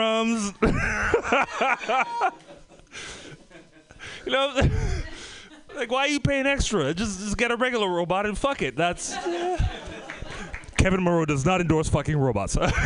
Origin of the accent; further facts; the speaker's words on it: Trinidad & Tobago; moved away; also born or lived in Oakland; I came from the Caribbean, Trinidad and Tobago